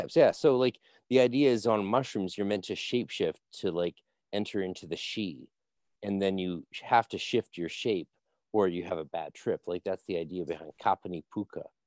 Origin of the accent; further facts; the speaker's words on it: Vancouver, British Columbia, Canada; I'm from Vancouver